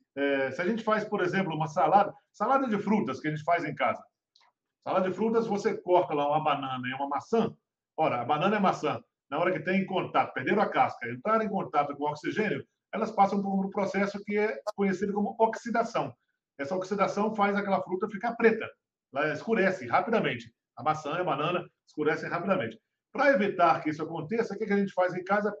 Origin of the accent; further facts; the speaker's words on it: Minas Gerais, Brazil; eu fui criado em Minas Gerais